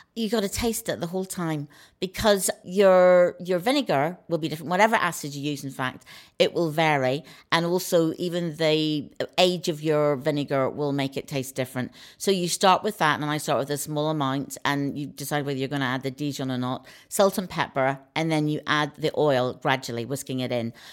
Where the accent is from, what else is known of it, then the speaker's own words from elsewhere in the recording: Northern Ireland, United Kingdom; moved away; growing up in Northern Ireland